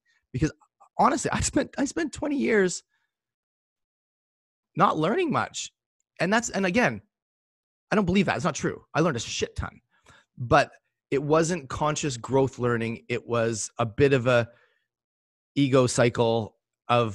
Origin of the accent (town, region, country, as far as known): Port Moody, British Columbia, Canada; born or raised there